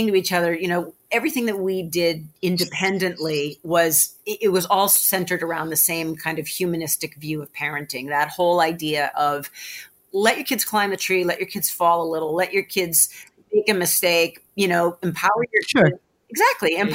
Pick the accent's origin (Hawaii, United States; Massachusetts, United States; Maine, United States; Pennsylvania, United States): Massachusetts, United States; Marblehead; Deb and I have been friends since the fourth grade. And we grew up in Marblehead together